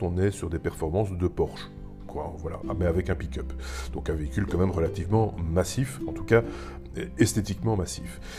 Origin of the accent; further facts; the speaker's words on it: Belgium; chez nous, en Belgique et en France aussi